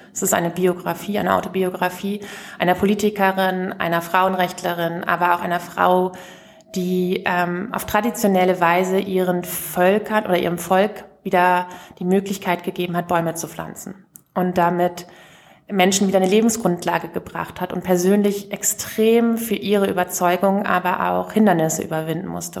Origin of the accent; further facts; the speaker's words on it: rural Lower Saxony, Germany; da, wo ich herkomme, vom Land in Niedersachsen